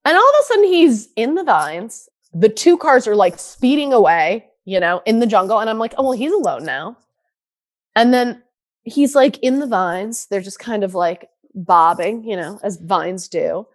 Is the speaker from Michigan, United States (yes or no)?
yes; Michigan, United States; I'm from Michigan.